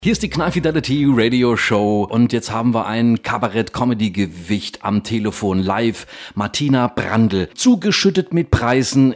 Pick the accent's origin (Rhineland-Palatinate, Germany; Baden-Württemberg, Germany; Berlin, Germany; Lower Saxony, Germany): Rhineland-Palatinate, Germany; Ludwigshafen; accent: Palatine; Ich bin pelzisch, ich komme aus Ludwigshafen am Rhein.